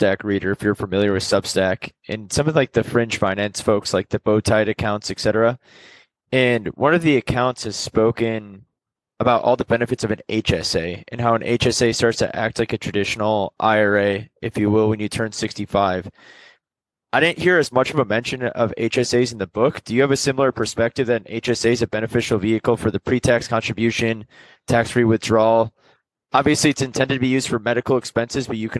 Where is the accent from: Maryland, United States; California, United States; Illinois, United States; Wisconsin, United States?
Wisconsin, United States; Milwaukee; I'm from Milwaukee. I went to Marquette, so I'm born and raised in the greater Milwaukee area as well